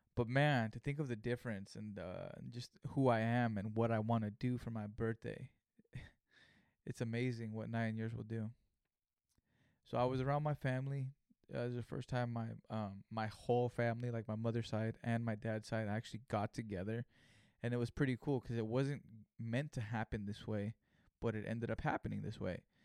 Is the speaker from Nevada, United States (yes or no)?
no; Greenfield, California, United States; Greenfield, California, my hometown